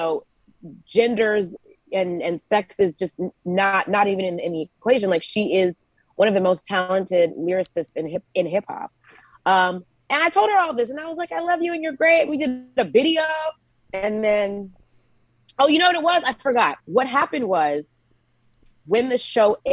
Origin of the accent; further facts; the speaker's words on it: Georgia, United States; moved away; So I'm originally a Georgia peach. I'm from Georgia